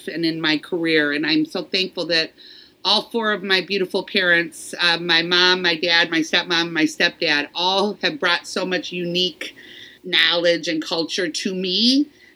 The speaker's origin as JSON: {"language": "English", "town": "Detroit", "region": "Michigan", "country": "United States", "tie": "born or raised there", "said": "growing up in Detroit"}